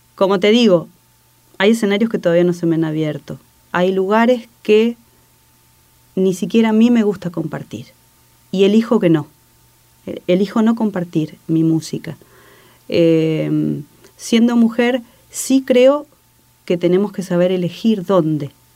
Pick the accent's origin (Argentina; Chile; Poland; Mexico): Argentina; Campana, Buenos Aires Province; now in Paraná, Argentina; en un barrio de la ciudad de Campana, de donde soy oriunda.